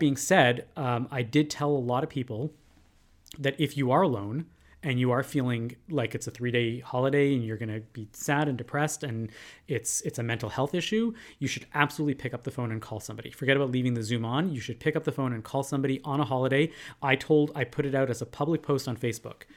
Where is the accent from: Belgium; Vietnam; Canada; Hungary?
Canada; we as Canadian Jews